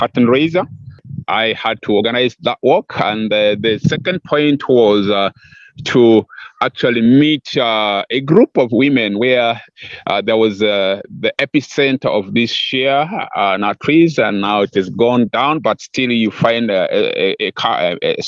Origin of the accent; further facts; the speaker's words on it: West Nile, Uganda; my home area, which is West Nile. West Nile is northwestern part of Uganda